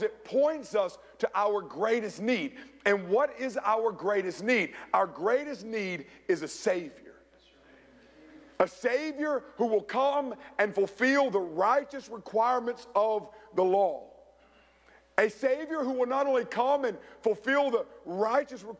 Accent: Rock Hill, South Carolina, United States; my hometown of Rock Hill, South Carolina

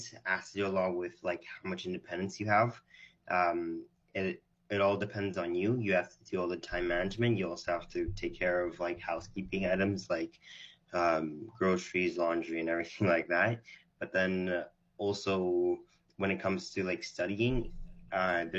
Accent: Canada; born or raised there; also born or lived in Israel

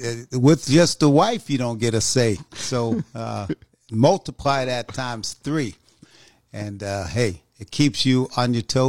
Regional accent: New York, United States; moved away as an adult; also born or lived in North Carolina; I was born in North Carolina, actually raised in New York, went to high school there.

